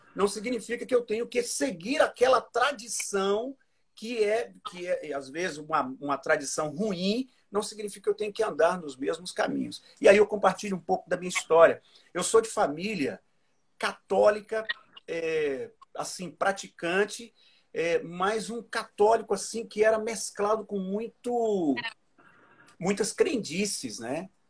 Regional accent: Cuiabá, Mato Grosso, Brazil; also born or lived in Minas Gerais; Eu sou de Minas, mas os meus pais foram para o Mato Grosso na ocasião, se fixaram em Cuiabá e aí acabamos passando o resto da vida lá

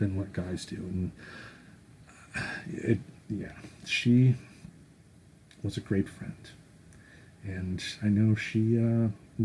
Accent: Grand Rapids, Michigan, United States; I was born and raised in Grand Rapids, Michigan

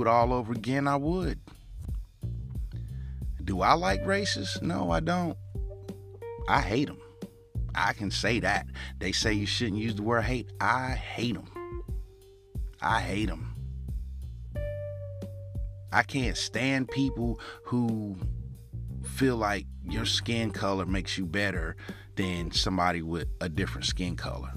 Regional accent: United States; us as American people

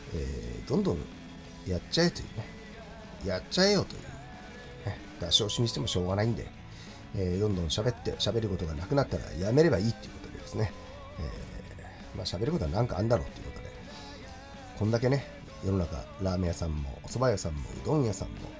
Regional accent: Chiba, Japan; ちなみに私千葉県出身なんですけども

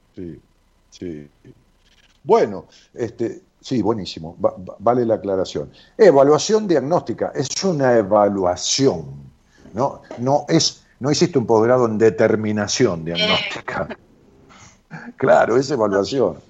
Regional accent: Ramos Mejía, Buenos Aires Province, Argentina; en mi pueblo, en Ramos Mejía

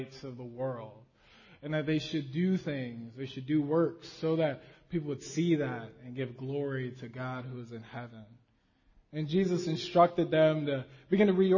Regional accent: Las Vegas, Nevada, United States; as a kid growing up in Las Vegas

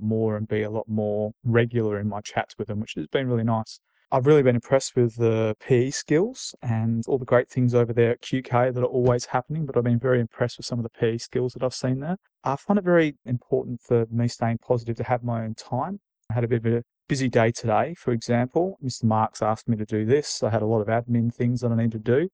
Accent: Australia; moved away; Being Australian

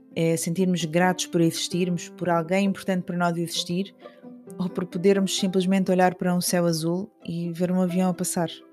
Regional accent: Algarve, Portugal; minha infância no Algarve

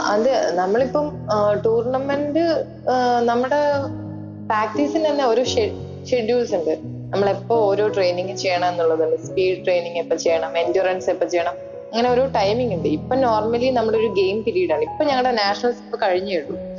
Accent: Vadakara, Kerala, India; ഞാൻ നാട്ടില് കോഴിക്കോട് വടകര എന്ന് പറഞ്ഞ സ്ഥലത്താണ് മേമുണ്ട വീട്

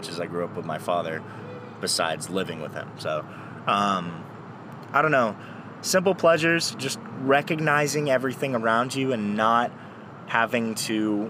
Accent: Texas, United States; Whataburger is emblazoned into my soul as a Texan.

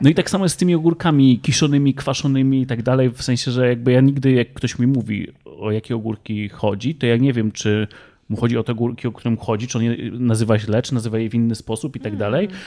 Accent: Kielce, Świętokrzyskie Voivodeship, Poland; my pochodzimy z województwa świętokrzyskiego

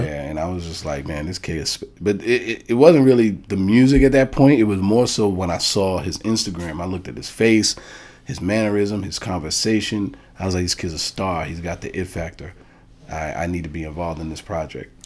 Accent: New York City, New York, United States; all the way from Bronx, New York

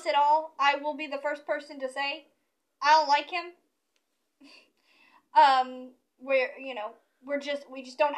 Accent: the South, United States; I'm from the South

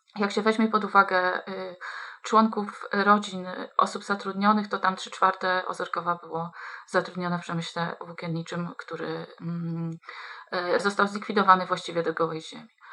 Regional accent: Kuyavian-Pomeranian Voivodeship, Poland; jestem dziewczyną wychowaną w małym mieście, niespełna trzydziestotysięcznym, mm, w województwie kujawsko-pomorskim

